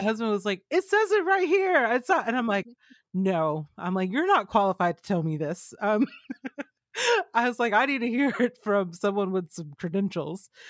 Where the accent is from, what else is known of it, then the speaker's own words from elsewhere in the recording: Georgia, United States; I grew up in Georgia